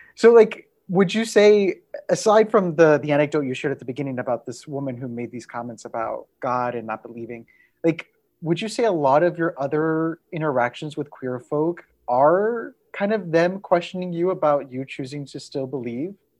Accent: Texas, United States; somebody who shares my Tejano roots, a fellow Texas Mexican

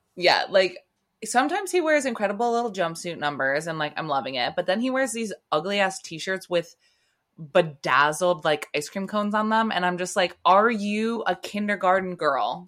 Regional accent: United States

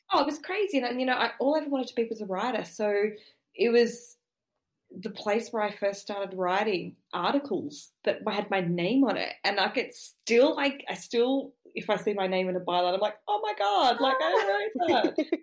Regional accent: Sydney, New South Wales, Australia; I grew up in Sydney, but I grew up in Southwest Sydney, I grew up in the suburbs

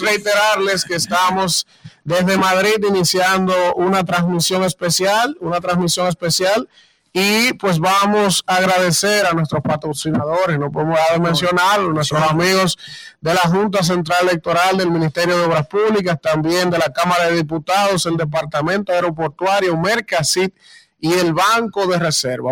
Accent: Dominican Republic; los dominicanos somos dominicanos aquí, allá en cualquier parte del mundo.

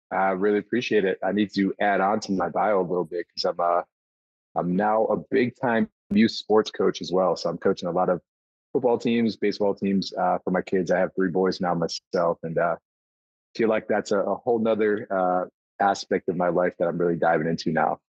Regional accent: Buffalo, New York, United States; a hockey family and a baseball family growing up in Buffalo

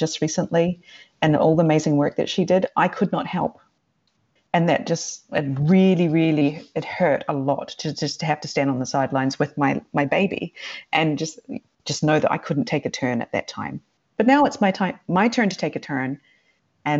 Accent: New Zealand; also born or lived in Sweden; now in Japan; As a New Zealander

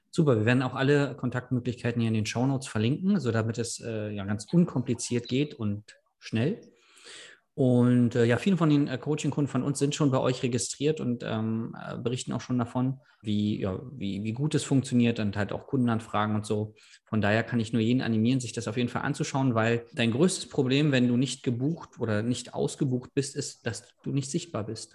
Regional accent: Berlin, Germany; ich komme ja aus Berlin

